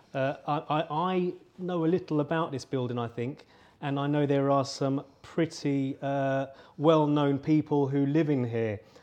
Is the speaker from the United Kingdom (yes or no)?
yes; London, United Kingdom; I grew up in London